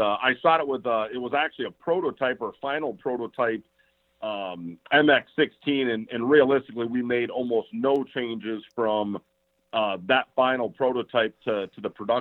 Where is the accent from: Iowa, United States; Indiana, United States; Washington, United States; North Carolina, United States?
Iowa, United States; my home state of Iowa